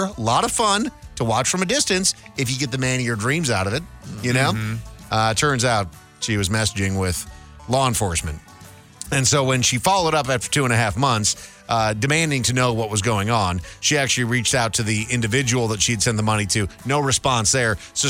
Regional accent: Brainerd, Minnesota, United States; I grew up in Brainerd, Minnesota, which is a town of 15,000 people in the middle of nowhere, 2 hours north of Minneapolis.

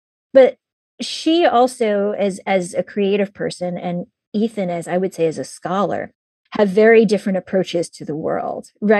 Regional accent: Pittsburgh, Pennsylvania, United States; born there; also born or lived in Shaker Heights; I was born in Pittsburgh in Pennsylvania, and I was in a little, you know, working class suburb. And I was the only Asian girl in my entire school.

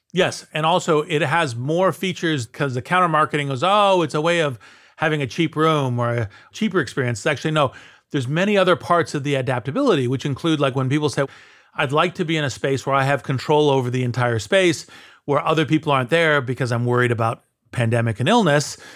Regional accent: United States

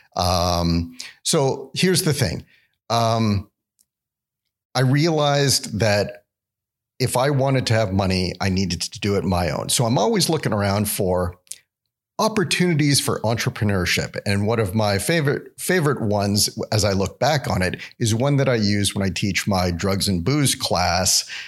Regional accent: Vancouver, British Columbia, Canada; moved away as an adult; now in Alabama, United States; growing up in Vancouver

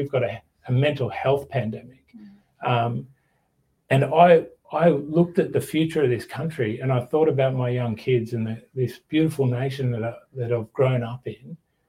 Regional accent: Australia

